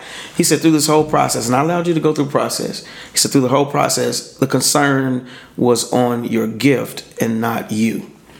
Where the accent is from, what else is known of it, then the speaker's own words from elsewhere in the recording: Pine Bluff, Arkansas, United States; one of his music directors was from my hometown in Pine Bluff, Arkansas.